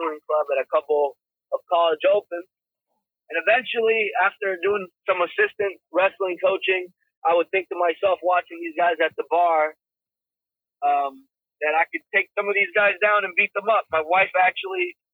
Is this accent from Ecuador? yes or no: yes; Guayaquil, Guayas, Ecuador; also born or lived in Florida, United States; now in United States; I was born in Guayaquil, Ecuador